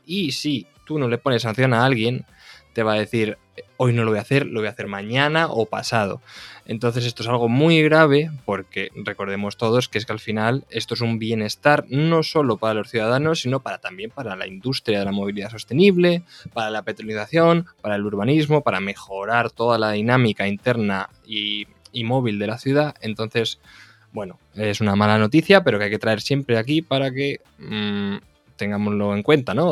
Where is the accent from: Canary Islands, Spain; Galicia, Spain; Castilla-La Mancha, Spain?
Castilla-La Mancha, Spain; yo de hecho soy manchego